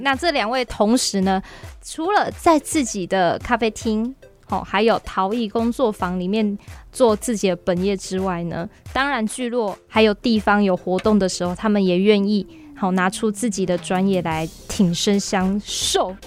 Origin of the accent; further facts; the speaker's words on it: Chiayi, Taiwan; 比很多像我土生土长的家人还更熟悉嘉义呢